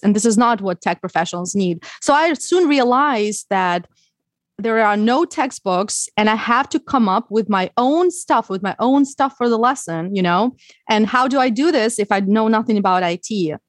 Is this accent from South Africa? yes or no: no; Ukraine; English is a second language; moved away as an adult; also born or lived in Odessa; now in United States; I learned English when I was in Ukraine. I didn't live in the U, U S when I was a, when I was a child.